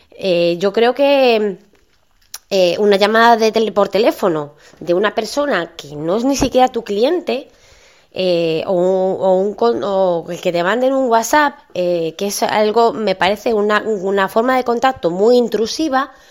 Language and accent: Spanish; northern Spain, Spain; a lo mejor yo, como soy del norte de España, a lo mejor soy más, soy más fría o lo que sea